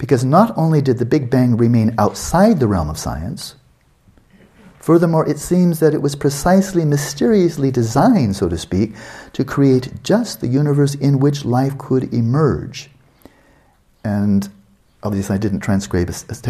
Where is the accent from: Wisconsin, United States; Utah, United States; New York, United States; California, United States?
California, United States; Santa Barbara; UC Santa Barbara, my hometown